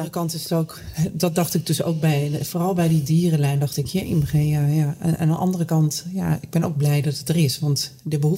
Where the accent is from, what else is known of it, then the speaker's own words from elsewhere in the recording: Drenthe, Netherlands; Ik ben opgegroeid in Drenthe. Een klein dorp.